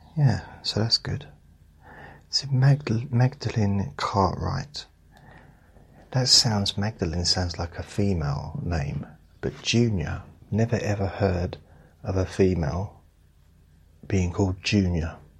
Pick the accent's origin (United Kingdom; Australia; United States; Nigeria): United Kingdom; I'm British. I have to say thank you and sorry a lot. I've been brought up to do it